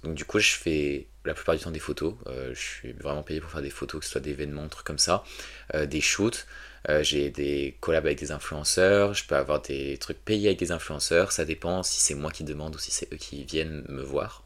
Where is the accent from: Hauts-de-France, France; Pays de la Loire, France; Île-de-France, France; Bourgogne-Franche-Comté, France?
Île-de-France, France; a small village in the Paris suburbs; je viens d'un petit village euh, que je vais taire parce que j'y habite toujours. ouais, dans un petit village en banlieue de Paris